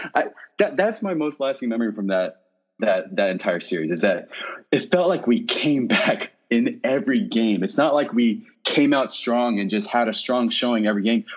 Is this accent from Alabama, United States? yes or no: no; Plano, Texas, United States; moved away as an adult; now in San Francisco, United States; I am uh, born and bred in Plano, Texas